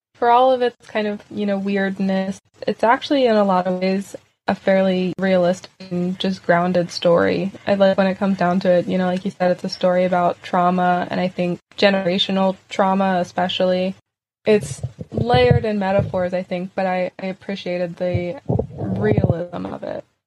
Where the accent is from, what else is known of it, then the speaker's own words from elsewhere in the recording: Pennsylvania, United States; As someone who's born and raised in Pennsylvania